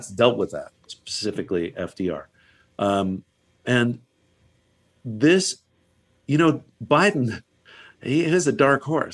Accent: Virginia, United States; now in Los Angeles, United States; my home state of Virginia.

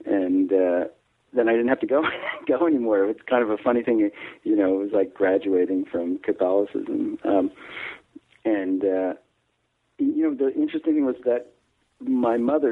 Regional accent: Garwood, New Jersey, United States; now in Belmont, Massachusetts, United States; I grew up in New Jersey

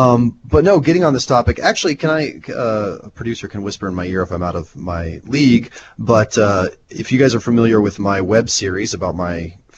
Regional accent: Nebraska, United States; I'm from Nebraska.

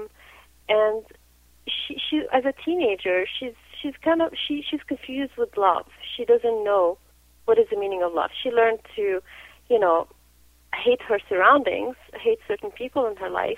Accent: Lebanon; now in Canada; I come from Lebanon. You know, Lebanon, I was born during the Civil War, so, you know, I went through Civil War

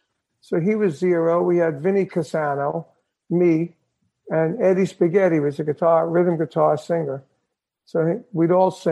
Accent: Brooklyn, New York, United States; We grew up in Brooklyn, New York, me and my brother.

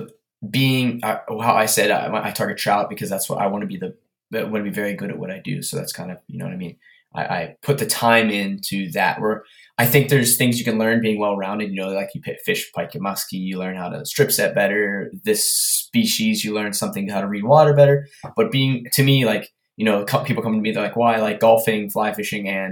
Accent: Pennsylvania, United States; I'm from Pennsylvania

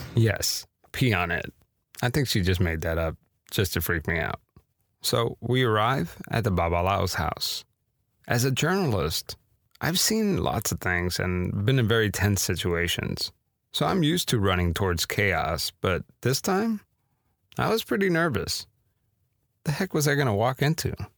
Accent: Miami, Florida, United States; growing up in Miami, as a kid

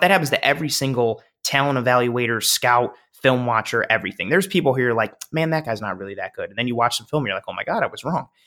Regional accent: Buffalo, New York, United States; moved away; I moved back to Buffalo December

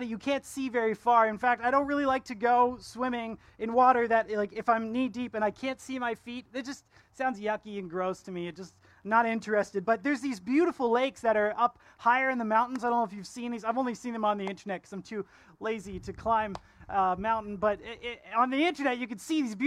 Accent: Ontario, Canada; now in Kelowna, Canada; I'm from Ontario. That's where I was born.

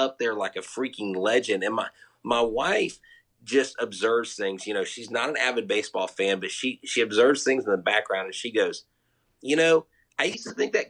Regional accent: Crosby, Texas, United States; growing up in Crosby, Texas

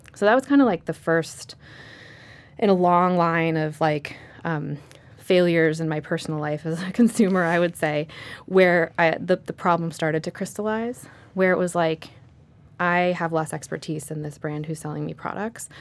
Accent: California, United States; moved away as an adult; now in New York, United States; I'm originally from California

